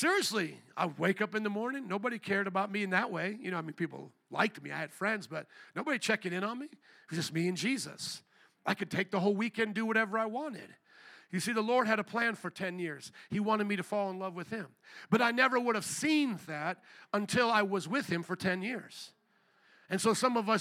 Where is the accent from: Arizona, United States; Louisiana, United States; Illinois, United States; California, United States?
Louisiana, United States; New Orleans; moved away; also born or lived in Chicago; I was from New Orleans.